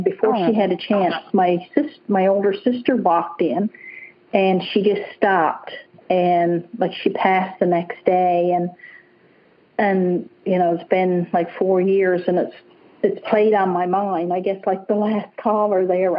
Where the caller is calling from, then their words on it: British Columbia, Canada; Yes, I'm in British Columbia, Canada.